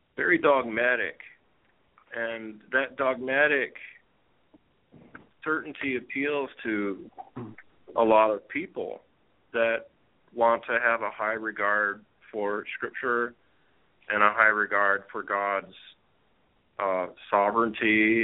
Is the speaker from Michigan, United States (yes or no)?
yes; Michigan, United States; where I grew up in Michigan.